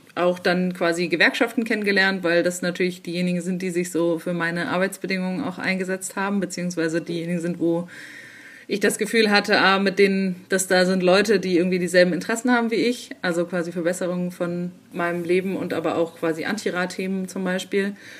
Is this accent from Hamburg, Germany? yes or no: no; Leipzig, Saxony, Germany; Ich bin aus Leipzig, ich bin 31 Jahre